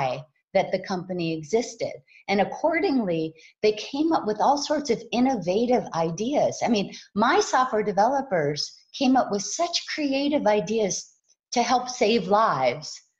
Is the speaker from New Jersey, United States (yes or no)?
no; Hawaii, United States; I was raised in Hawaii